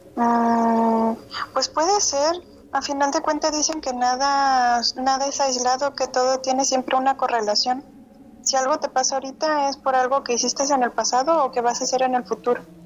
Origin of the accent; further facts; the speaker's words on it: San José del Cabo, Baja California Sur, Mexico; also born or lived in Guadalajara; yo soy de Los Cabos